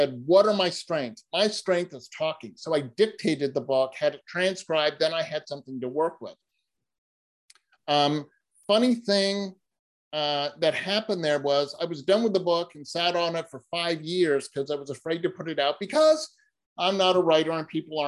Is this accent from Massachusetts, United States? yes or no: yes; Boston, Massachusetts, United States; moved away; I'm originally from Boston. I was living in Boston at the time